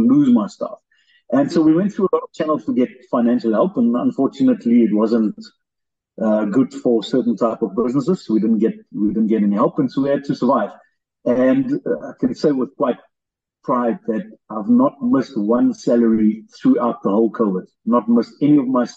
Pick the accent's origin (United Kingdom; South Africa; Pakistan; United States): South Africa; Springbok, Northern Cape; also born or lived in Phalaborwa, Limpopo; my mother's originally from Springbok, so we moved back here